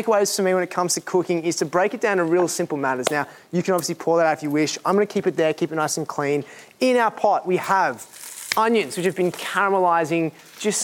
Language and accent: English; Sydney, New South Wales, Australia; moved away; Growing up in Sydney, it's a very outdoor kind of community